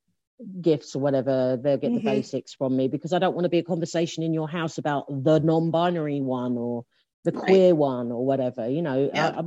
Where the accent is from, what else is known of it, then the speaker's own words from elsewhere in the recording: London, United Kingdom; the first place that I lived in South London is a place called Lea Green, which is in Lewisham in South London